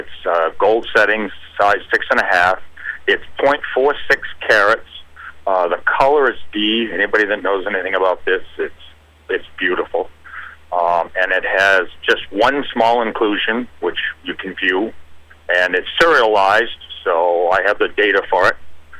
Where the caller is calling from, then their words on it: Auburn, Maine, United States; I'm calling from Auburn, Maine.